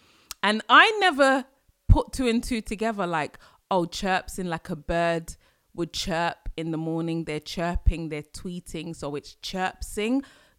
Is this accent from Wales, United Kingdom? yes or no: no; London, United Kingdom; I grew up in Ends, but after university I came back to Ends, right, inner London, speaking very different.